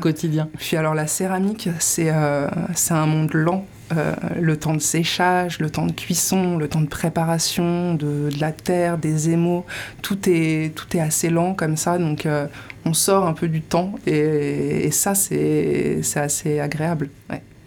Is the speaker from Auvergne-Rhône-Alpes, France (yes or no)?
no; Colombes, Île-de-France, France; moved away as an adult; now in Landes, France; j'ai grandi en région parisienne. J'ai grandi à Colombes, d'ailleurs